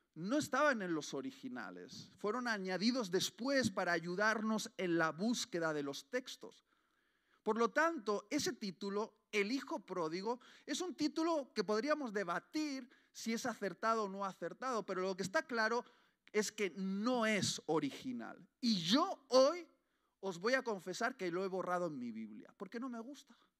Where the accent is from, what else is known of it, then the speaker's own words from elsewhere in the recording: Basque Country, Spain; como buen vasco